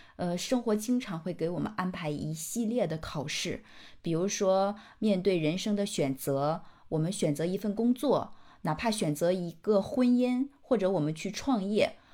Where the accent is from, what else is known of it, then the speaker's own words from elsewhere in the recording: China; 我们中国人